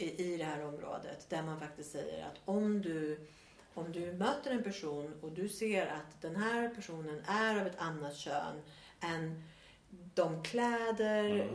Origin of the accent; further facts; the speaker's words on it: Sweden; moved away as an adult; also born or lived in Australia; här är det tydligt att jag är svensk